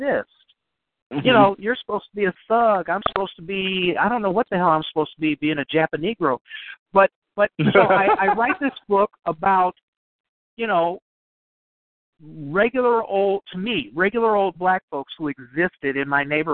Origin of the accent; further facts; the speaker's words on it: Chicago, Illinois, United States; I grew up around the University of Chicago area in Chicago